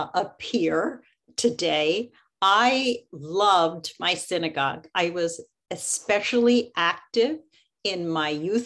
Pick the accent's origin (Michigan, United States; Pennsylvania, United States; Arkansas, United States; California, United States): Pennsylvania, United States; Philadelphia; I grew up in Philadelphia, and I belonged to Congregation Knesset Israel, okay, which was a Reform congregation